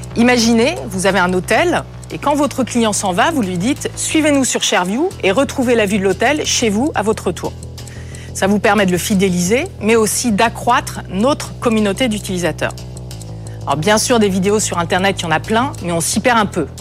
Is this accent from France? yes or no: yes; Brittany, France; moved away as an adult; je suis née en Bretagne, au bord de la mer